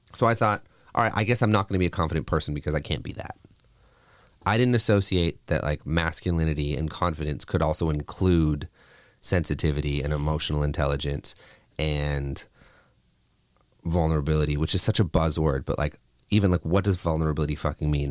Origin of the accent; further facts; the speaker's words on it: Canada; a kid growing up in Canada